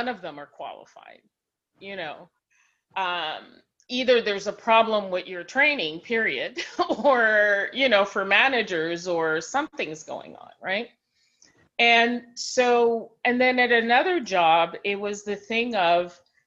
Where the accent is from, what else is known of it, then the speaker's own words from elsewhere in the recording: Quebec, Canada; also born or lived in Haiti; I grew up in Quebec, which is a different from the rest